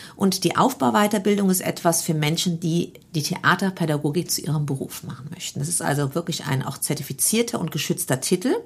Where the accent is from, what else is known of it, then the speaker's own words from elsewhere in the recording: Neuwied, Rhineland-Palatinate, Germany; Also ich bin aus Feldkirchen gebürtig, mhm. aus dem Stadtteil Feldkirchen, bin hier äh, am rhein gymnasium zur Schule gegangen